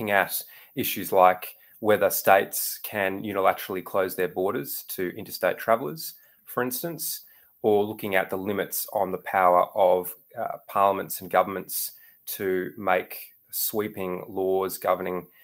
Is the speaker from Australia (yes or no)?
yes; Melbourne, Victoria, Australia; I'm from Melbourne